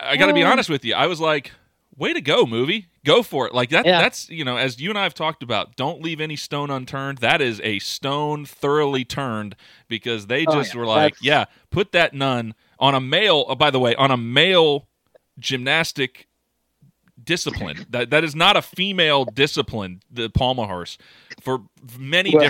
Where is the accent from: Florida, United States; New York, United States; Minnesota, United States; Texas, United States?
Florida, United States; you and I grew up in Florida